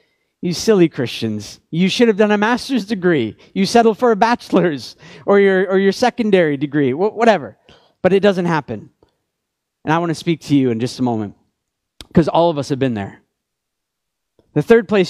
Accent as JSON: {"language": "English", "country": "Canada", "said": "I'm Canadian"}